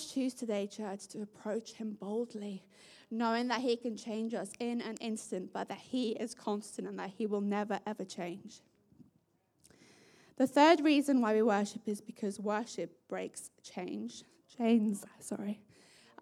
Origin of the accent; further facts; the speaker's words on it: South Africa; my South African family